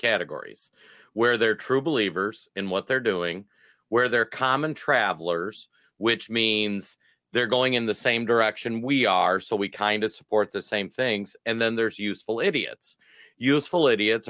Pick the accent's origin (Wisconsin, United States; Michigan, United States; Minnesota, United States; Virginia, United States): Minnesota, United States; I'm from Minnesota.